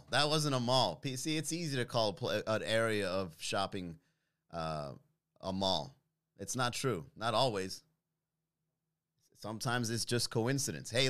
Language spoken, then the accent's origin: English; Miami, Florida, United States; Because I'm from Miami, bro.